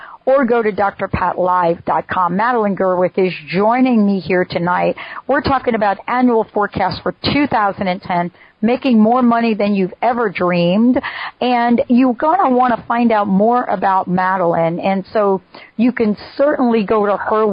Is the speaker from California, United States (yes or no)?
no; Plainfield, New Jersey, United States; moved away; also born or lived in New York; I grew up mostly in Jersey, graduated Plainfield High School.